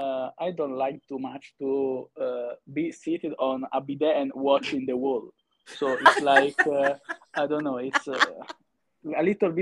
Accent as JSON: {"language": "English", "area": "between Florence and Siena", "region": "Tuscany", "country": "Italy", "tie": "born or raised there", "also_born_or_lived": "Verona, Italy", "moved": "as an adult", "lives_now": "Madeira, Portugal", "said": "I was born in Tuscany."}